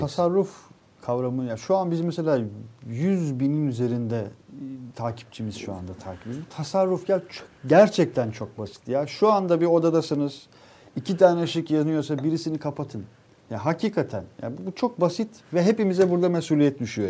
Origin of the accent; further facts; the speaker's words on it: İnegöl, Bursa, Turkey; kurtuluş günü olan İnegöl'den